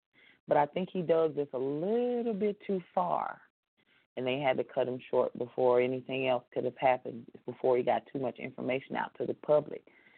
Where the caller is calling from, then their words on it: Ohio, United States; I'm calling from Ohio.